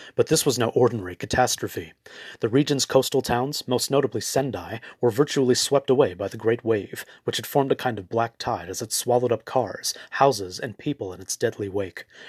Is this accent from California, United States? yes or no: yes; Los Angeles, California, United States; Having been born and raised in Los Angeles